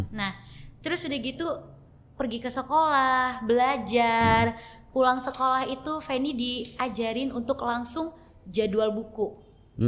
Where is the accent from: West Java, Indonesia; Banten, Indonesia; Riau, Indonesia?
Riau, Indonesia; Dumai; also born or lived in Jakarta; langsung ke Dumai. Umur 6 bulan